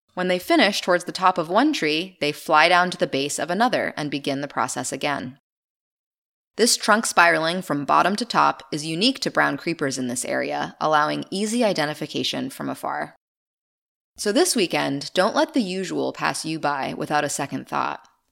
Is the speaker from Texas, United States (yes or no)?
no; Maine, United States; my home state of Maine